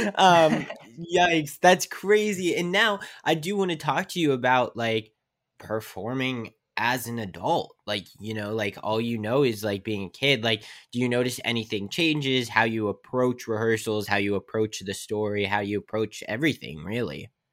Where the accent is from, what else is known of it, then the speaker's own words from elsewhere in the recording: West Virginia, United States; moved away as an adult; I'm from West Virginia where it's, like, a small town